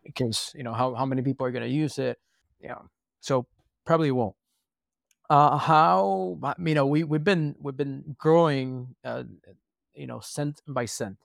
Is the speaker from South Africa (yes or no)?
no; Puerto Rico; moved away; also born or lived in San Francisco / Texas; We're from Puerto Rico. The weather is quite nice